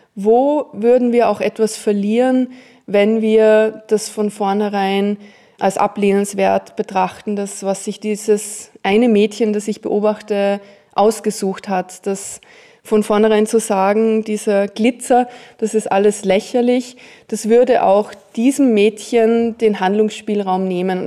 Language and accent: German; Austria; Ich bin ja in den Bergen aufgewachsen